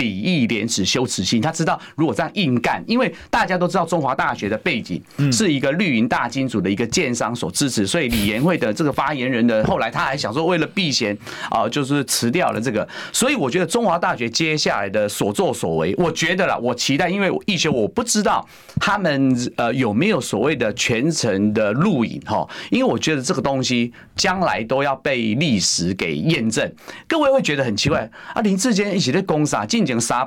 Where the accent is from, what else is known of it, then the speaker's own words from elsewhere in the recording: Taiwan; 各位，这就是违背我们台湾人的常常理的经验法则。